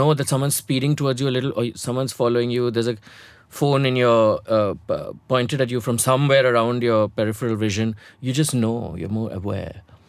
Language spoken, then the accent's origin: English; Hyderabad, Telangana, India; I was a small town boy. I came here from Hyderabad. I didn't know how to navigate social spaces.